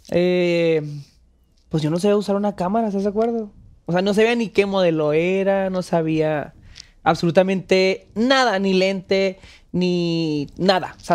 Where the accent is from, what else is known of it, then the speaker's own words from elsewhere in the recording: northern Mexico, Mexico; accent: northern; now in Mexico City, Mexico; pues aquí estoy en la Ciudad de México, me, decidí venirme para acá. También me hacen bullying por mi acento, no nada más